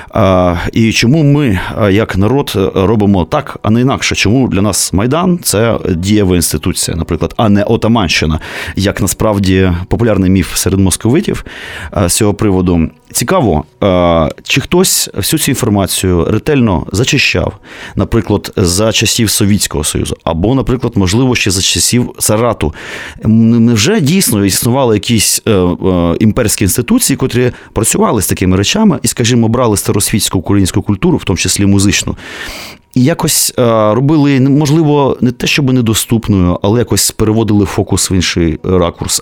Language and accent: Ukrainian; Kyiv, Ukraine; я, киянин, котрого рятувало тільки те, що я ходив в українську школу